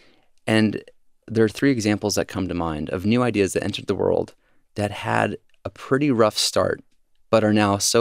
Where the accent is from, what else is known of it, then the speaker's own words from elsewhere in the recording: Georgia, United States; now in San Francisco, United States; when I was growing up in Georgia